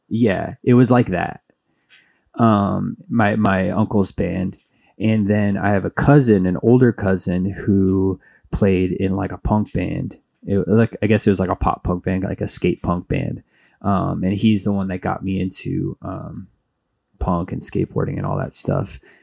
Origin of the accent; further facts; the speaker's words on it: Mesa, Arizona, United States; also born or lived in Flagstaff, Arizona; Phoenix area, I grew up in Mesa